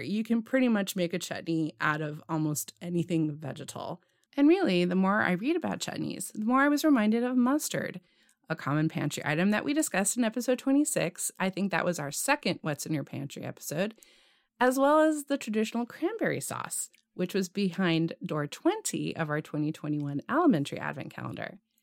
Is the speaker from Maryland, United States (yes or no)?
no; California, United States; Growing up in California